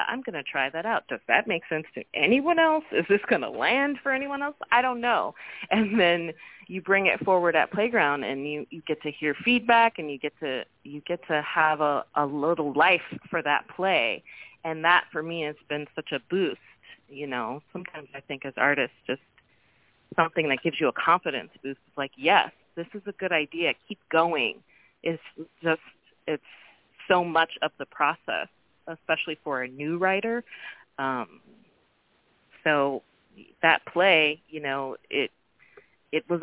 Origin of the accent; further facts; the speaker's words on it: Oakland, California, United States; also born or lived in New Orleans; growing up in Oakland and watching it shift. I grew up in the 80s